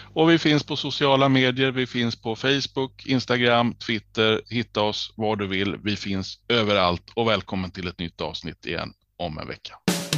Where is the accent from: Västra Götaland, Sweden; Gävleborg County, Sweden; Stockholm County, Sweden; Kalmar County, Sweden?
Kalmar County, Sweden; jag som ölänning